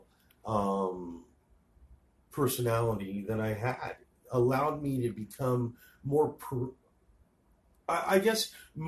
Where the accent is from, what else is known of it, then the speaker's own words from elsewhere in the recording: New York, United States; also born or lived in Los Angeles; now in Phoenix, United States; I was born in New York. I moved out to LA and lived in LA for a while, and then I came here.